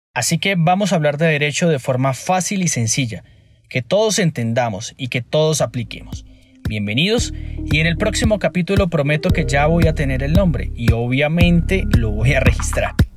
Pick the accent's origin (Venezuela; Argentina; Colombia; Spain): Colombia; Cúcuta, Norte de Santander; now in Bogotá, Colombia; Nací en Cúcuta y vivo en Bogotá ya hace un par de años.